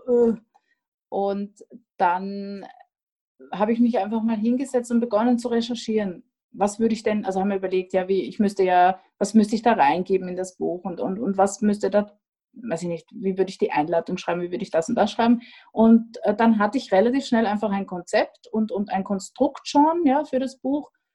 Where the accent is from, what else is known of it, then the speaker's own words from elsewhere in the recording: Austria; now in Vienna, Austria; ich bin Österreicherin